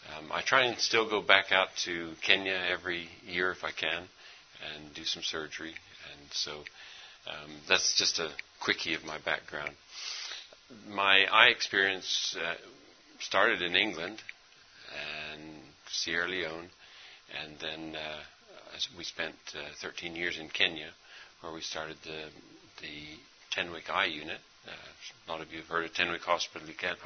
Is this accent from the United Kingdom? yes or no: no; India; Actually, I've been overseas my whole life. I grew up in India.